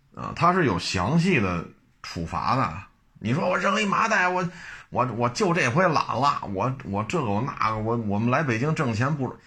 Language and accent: Chinese; China; 作为中国人来讲